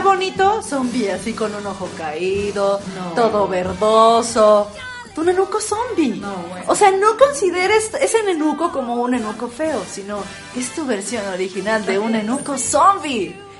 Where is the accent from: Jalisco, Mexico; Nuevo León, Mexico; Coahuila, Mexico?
Coahuila, Mexico; Torreón; en el pinche desierto de Torreón